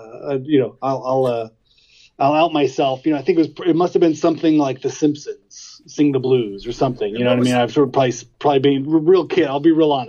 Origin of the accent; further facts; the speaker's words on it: Walnut, California, United States; now in Sunland, United States; I grew up out in Pomona, or right near Pomona, a little town called Walnut